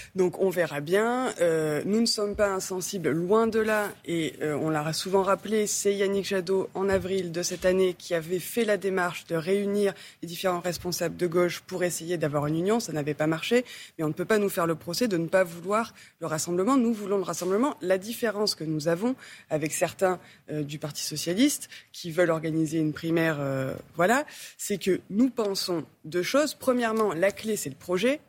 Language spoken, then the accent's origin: French; Marseille, Provence-Alpes-Côte d'Azur, France; je viens de Marseille